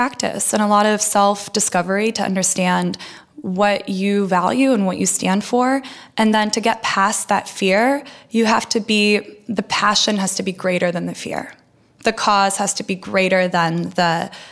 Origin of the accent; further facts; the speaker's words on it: outside of San Francisco, California, United States; first language Russian; English is a second language; also born or lived in Russia; I grew up outside of San Francisco